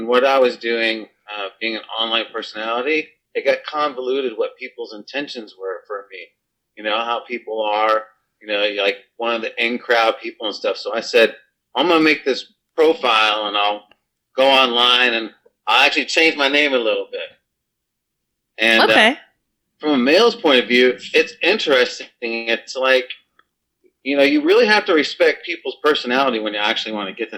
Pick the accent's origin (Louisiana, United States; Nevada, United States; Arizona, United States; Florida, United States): Florida, United States; Fort Lauderdale; moved away; I'm not from this state. I'm from Fort Lauderdale Beach